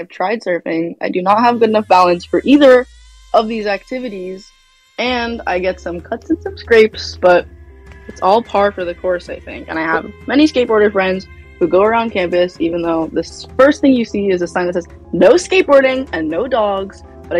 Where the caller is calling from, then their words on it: Santa Cruz, California, United States; I am calling from Santa Cruz, California.